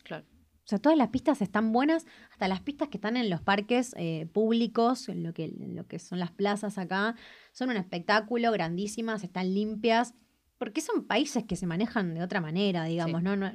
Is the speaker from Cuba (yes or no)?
no; Argentina; ser argentino para mí es algo único